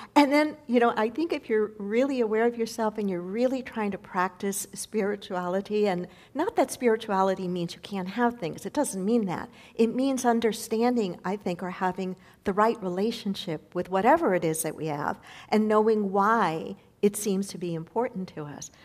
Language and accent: English; United States